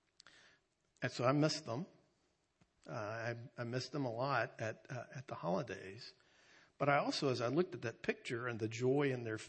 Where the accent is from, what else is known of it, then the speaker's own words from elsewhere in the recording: North Carolina, United States; we're from North Carolina